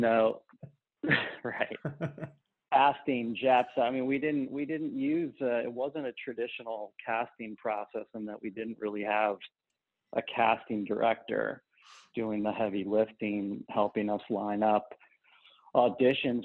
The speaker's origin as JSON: {"language": "English", "region": "Ohio", "country": "United States", "said": "I'm from Ohio"}